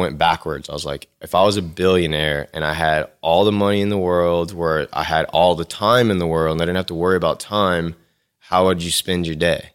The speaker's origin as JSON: {"language": "English", "town": "Lafayette", "region": "Louisiana", "country": "United States", "tie": "born or raised there", "also_born_or_lived": "Baton Rouge, Louisiana / Austin, Texas", "said": "I'm from Lafayette, Louisiana. I was born here. Um, I lived here till I finished high school"}